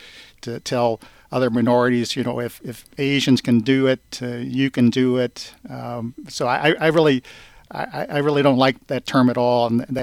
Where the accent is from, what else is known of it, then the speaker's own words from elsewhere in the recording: St. Louis, Missouri, United States; growing up in St. Louis, being spit at a couple of times